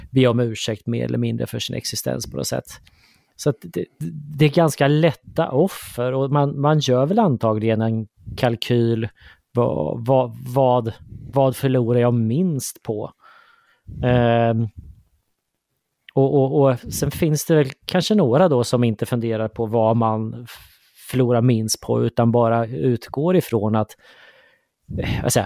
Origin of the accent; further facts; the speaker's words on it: Sweden; jag sitter och funderar på hur vi är som svenskar lite grann sådär i gemen.